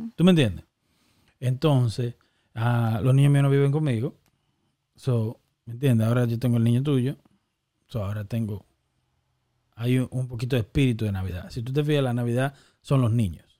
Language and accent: Spanish; San Cristóbal, Dominican Republic; moved away; also born or lived in Massachusetts; yo de niño en San Cristóbal